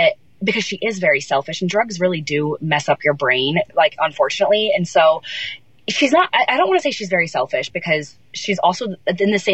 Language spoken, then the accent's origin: English; Central New York, United States; I grew up in Central New York, so about 4 hours from Manhattan